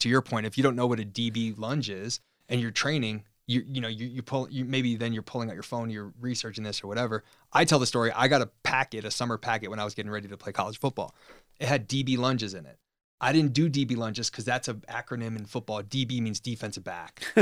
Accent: Chicago, Illinois, United States; moved away; also born or lived in California; We're both from Chicago, so we just became buddies being two Chicago, um, guys in, in California.

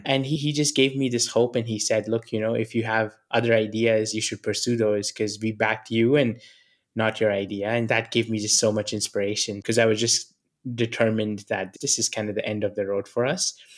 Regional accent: New Delhi, Delhi, India; moved away; I come from New Delhi. I was born in a very humble family.

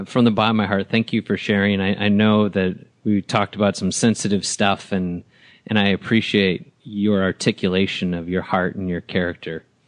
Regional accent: Wisconsin, United States; moved away as an adult; also born or lived in Huntsville, Alabama / Atlanta; I was raised in Wisconsin

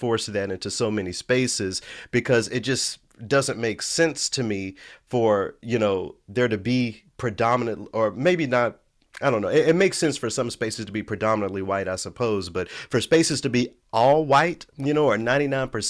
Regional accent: Memphis, Tennessee, United States; moved away; I grew up in Memphis. I grew up in a predominantly Black city.

